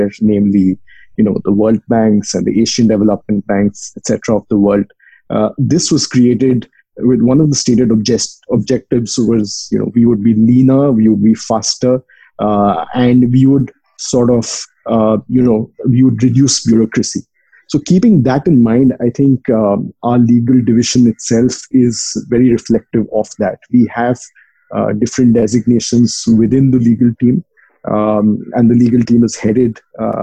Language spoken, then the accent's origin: English; India; moved away; I'm from India.